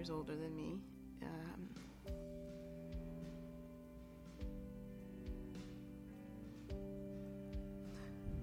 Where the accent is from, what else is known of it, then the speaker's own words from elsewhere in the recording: Chicago, Illinois, United States; also born or lived in Boston; I was born in Boston. When I was two, we moved to Chicago